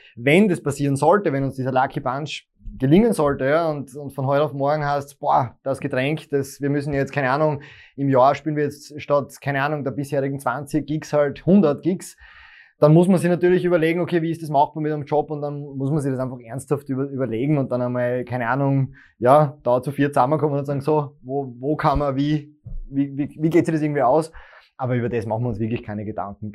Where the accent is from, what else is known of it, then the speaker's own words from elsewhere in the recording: Graz surroundings, Styria, Austria; ich komme ja eigentlich nicht aus Graz, sondern Grazer Umland